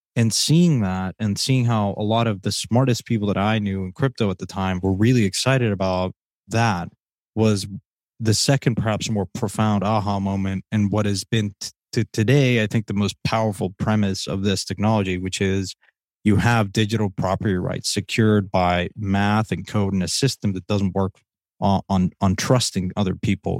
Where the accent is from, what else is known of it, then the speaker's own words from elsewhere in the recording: Mexico; moved away; growing up in Mexico